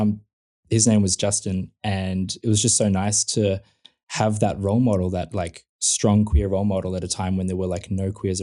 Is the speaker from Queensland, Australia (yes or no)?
no; Melbourne, Victoria, Australia; in, like, the southeastern suburbs of Melbourne, it's kind of just like, yeah, just, it was just suburbia